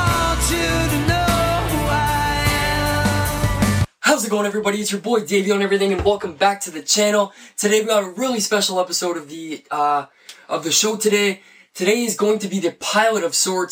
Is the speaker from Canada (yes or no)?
yes; Canada; We're Canadian